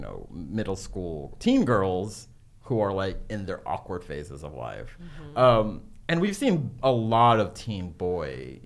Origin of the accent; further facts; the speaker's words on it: Texas, United States; But it's like we both grew up in Texas.